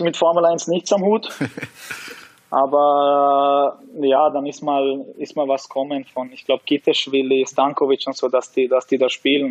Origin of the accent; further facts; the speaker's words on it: Austria; bin in Österreich geboren, ich, ich bin aufgewachsen hier